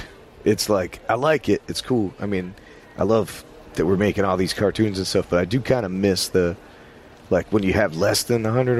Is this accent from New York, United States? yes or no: yes; New York, United States; And since I was from New York, it didn't freak me out.